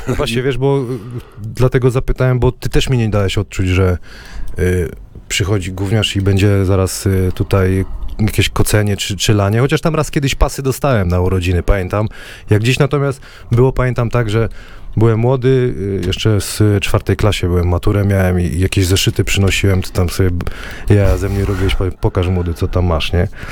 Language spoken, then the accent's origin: Polish; Wrocław, Lower Silesian Voivodeship, Poland; Ja jestem z Kuźnik, z osiedla. Wiesz, jakie są klimaty we Wrocławiu